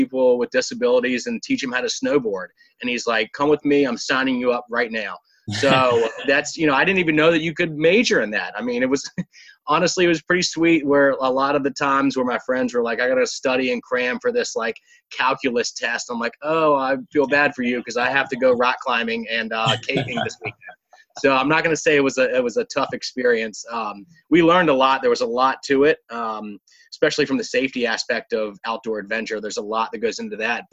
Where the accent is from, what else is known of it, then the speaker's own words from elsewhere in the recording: Hanover, Virginia, United States; grew up and raised in the Hanover, right outside of Richmond, Virginia